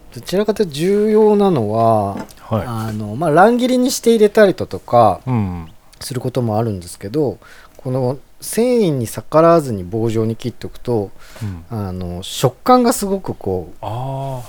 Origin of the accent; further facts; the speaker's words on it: Hyogo, Japan; 僕、もともと兵庫出身なので